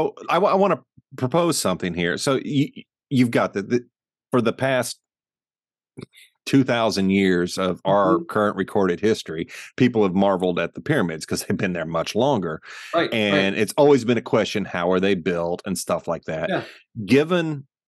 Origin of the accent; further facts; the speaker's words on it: United States; growing up in the American school systems